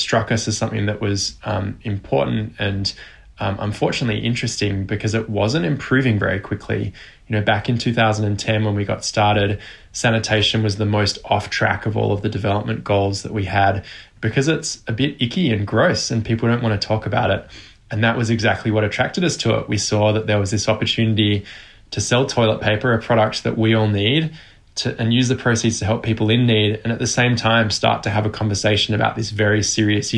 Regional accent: Australia; I was born in Australia.

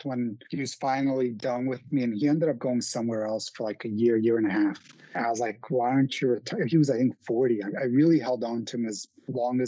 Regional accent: New York City, New York, United States; I'm from Queens

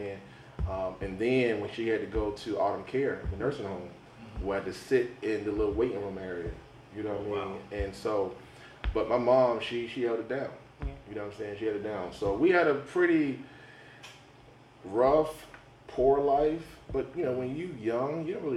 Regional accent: Saratoga, United States; I was born and raised in Saratoga

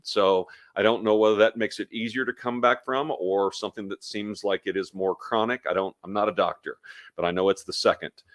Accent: Kansas City, United States; I'm from Kansas City

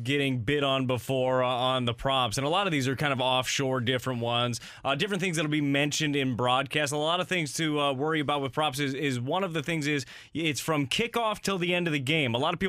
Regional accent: Las Vegas, Nevada, United States; now in St. Louis, United States; I am born and raised in Las Vegas

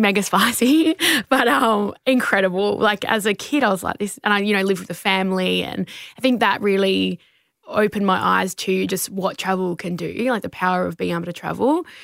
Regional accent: Adelaide, South Australia, Australia; I grew up down south near McLaren Vale

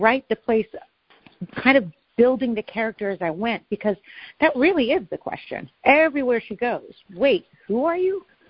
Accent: Oregon, United States; now in New Hampshire, United States; I grew up in Oregon. I'm now in the mountains of New Hampshire.

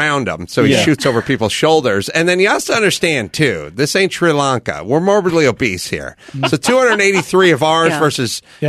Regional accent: United States; as an American

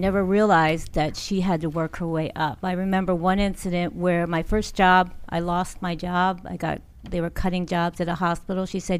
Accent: Langley Park, Maryland, United States; I'm from Langley Park, Maryland.

